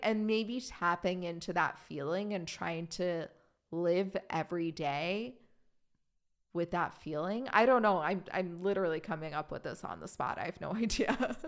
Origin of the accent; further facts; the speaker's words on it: Germany; moved away; growing up in Germany